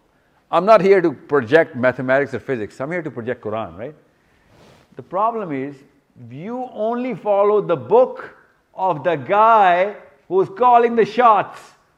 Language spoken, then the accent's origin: English; Pakistan; I'm a Pakistani.